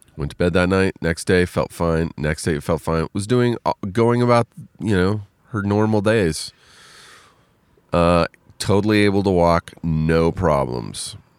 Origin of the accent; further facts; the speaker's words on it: Riverside, California, United States; moved away; I am in Riverside, California, my hometown.